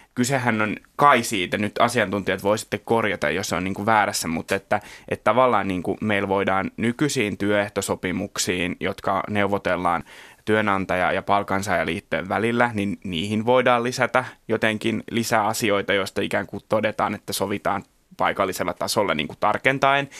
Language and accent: Finnish; Kerava, Uusimaa, Finland; mä oon Keravalta kotoisin.